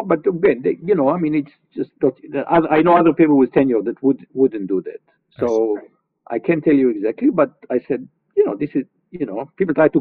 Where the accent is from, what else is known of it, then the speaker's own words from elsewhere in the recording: Israel; growing up in Israel, as I said, having to, as a child, dealing with terrorism, like from age 12